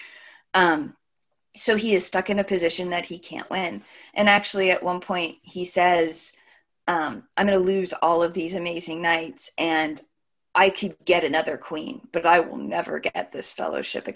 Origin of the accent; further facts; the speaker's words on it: California, United States; moved away as an adult; also born or lived in Columbus; I grew up in California